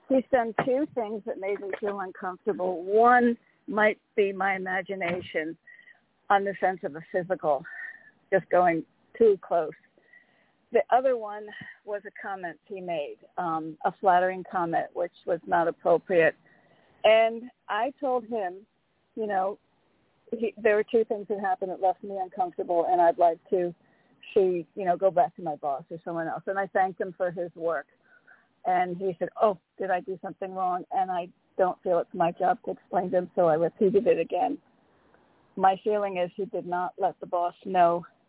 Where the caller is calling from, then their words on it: Connecticut, United States; in Connecticut.